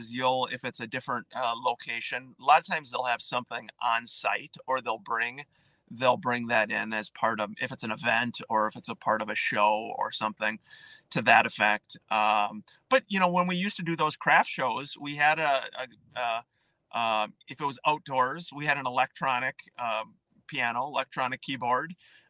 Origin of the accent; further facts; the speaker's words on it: New Prague, Minnesota, United States; We had great bands growing up in New Prague.